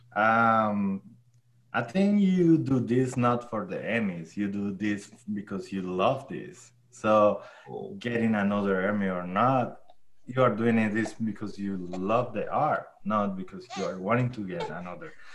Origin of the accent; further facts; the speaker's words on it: Chinácota, Norte de Santander, Colombia; English is a second language; moved away; I'm from a small town called Chinacota